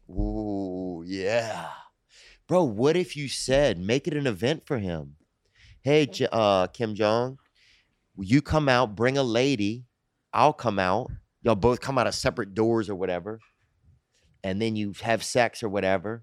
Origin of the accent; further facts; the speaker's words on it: Louisiana, United States; I'm from Louisiana